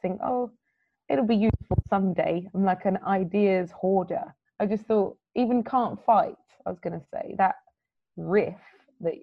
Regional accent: London, United Kingdom; as a young girl, basically growing up in London

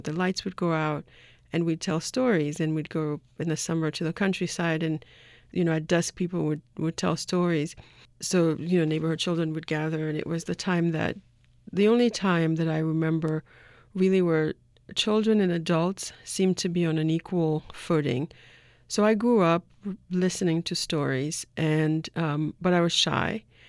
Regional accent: Haiti; my uncle, who I grew up with in Haiti

